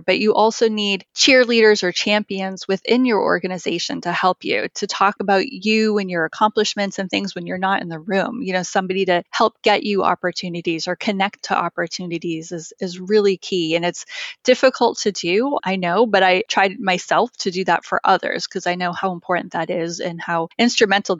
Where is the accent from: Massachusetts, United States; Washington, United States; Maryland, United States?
Massachusetts, United States; I was born and raised in Massachusetts